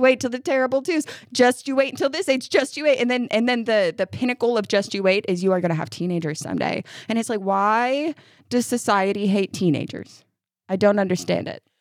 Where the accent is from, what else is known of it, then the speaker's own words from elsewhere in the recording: upstate New York, United States; moved away as an adult; now in Kentucky, United States; I'm from upstate New York.